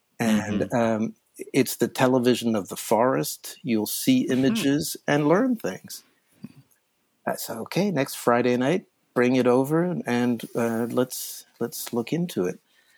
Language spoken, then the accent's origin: English; Switzerland; I'd previously tried LSD. I mean, LSD is a Swiss molecule, and I grew up in Switzerland.